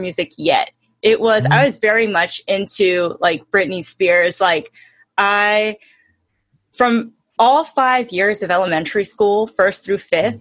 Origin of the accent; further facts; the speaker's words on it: Hemet, California, United States; also born or lived in Ventura, California; I grew up in Hemet.